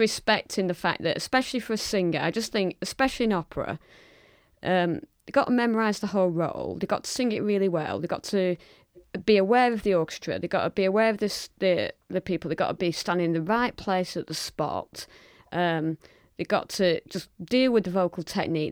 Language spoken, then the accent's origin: English; Lancashire, North West England, United Kingdom; I'm proudly from Lancashire and from the north